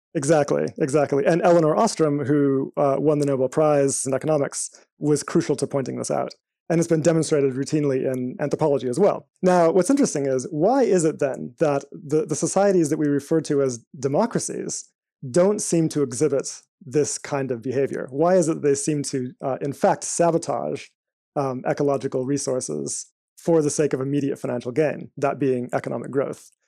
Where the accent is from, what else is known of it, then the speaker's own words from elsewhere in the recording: Eswatini; also born or lived in United States; now in United Kingdom; I spent most of my life in a small country in Southern Africa called Swaziland